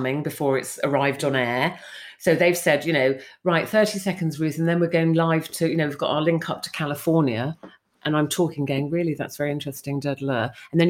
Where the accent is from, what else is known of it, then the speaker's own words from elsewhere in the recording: London, United Kingdom; moved away as an adult; also born or lived in Cornwall; I came from London. I went to boarding school and stuff in London, ended up in this small fishing village in Cornwall